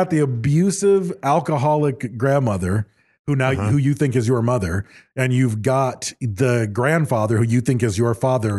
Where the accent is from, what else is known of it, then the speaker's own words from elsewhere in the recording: Michigan, United States; Growing up in Michigan, deer hunting was a huge thing.